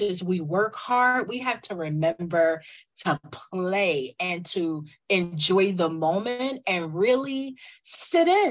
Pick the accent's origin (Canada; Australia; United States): United States; New York; also born or lived in the Carolinas; I am a New Yorker. I'm a native New Yorker.